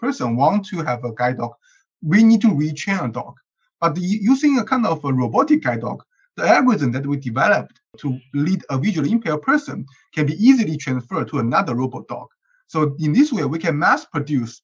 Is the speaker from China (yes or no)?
yes; China; now in Berkeley, United States; I'm from China, and I'm currently a PhD student at UC Berkeley